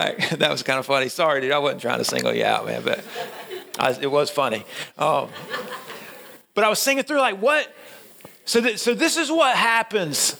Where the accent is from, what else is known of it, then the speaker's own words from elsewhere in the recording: Middle Georgia, United States; moved away; I'm from Middle Georgia, and we don't see snow. Like, the last time, it's been 10 years since it snowed in my hometown.